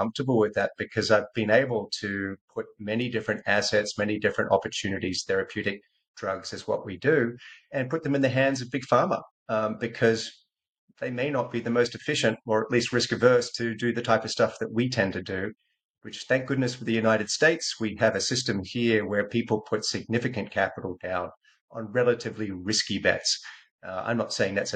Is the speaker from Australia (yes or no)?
yes; Australia; moved away as an adult; also born or lived in California; I'm Australian born, Australian educated